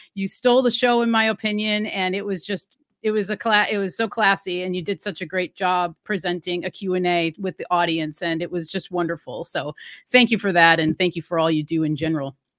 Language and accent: English; Wisconsin, United States; moved away; I'm originally from Wisconsin, which is a cold area